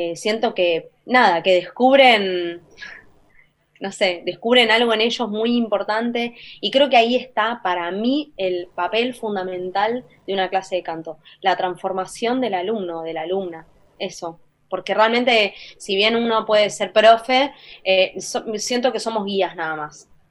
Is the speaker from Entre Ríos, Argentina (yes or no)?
no; Buenos Aires, Argentina; como Argentina